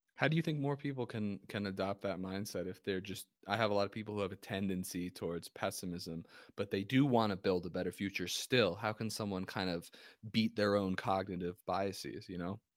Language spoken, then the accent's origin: English; New Jersey, United States; I'm from New Jersey